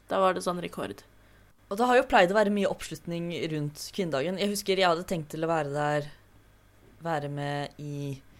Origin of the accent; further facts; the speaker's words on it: Fredrikstad, Østfold, Norway; Jeg er 25. Jeg er fra Fredrikstad. Jeg er skeiv og kjønnsskeiv.